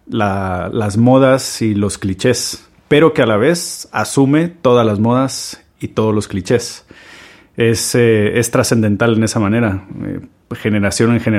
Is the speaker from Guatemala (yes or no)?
yes; Guatemala; Tengo 36 años, soy de Guatemala y soy cocinero.